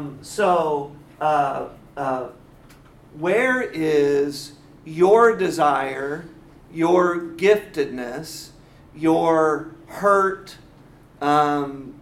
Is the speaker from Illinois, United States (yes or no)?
yes; Quincy, Illinois, United States; now in Atlanta, United States; I was born in Quincy, Illinois